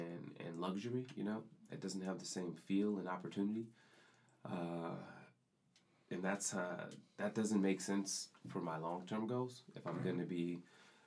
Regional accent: Texas, United States; moved away as an adult; also born or lived in Brooklyn, New York; Texas, my hometown actually

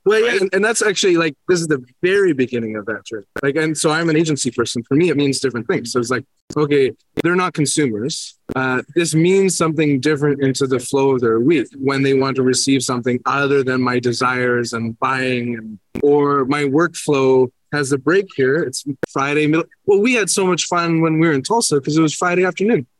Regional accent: Canada; I'm from Canada

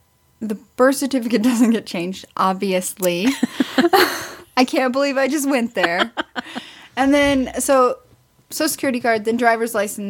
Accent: Southwest Missouri, United States; now in Colorado, United States; I'm from Southwest Missouri, almost Arkansas.

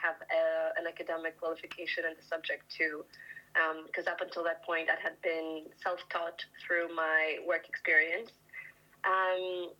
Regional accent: Greece; moved away as an adult; now in London, United Kingdom; I'm from Greece

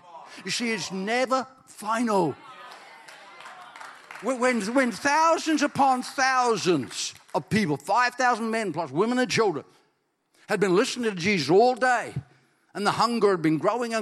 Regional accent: Ireland; I'm Irish

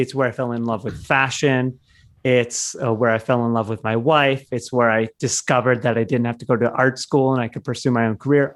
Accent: Michigan, United States; I grew up in Michigan

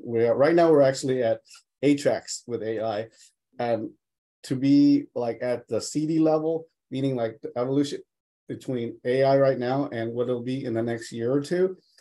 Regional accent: Los Angeles, California, United States; I grew up in Los Angeles in East Boyle Heights

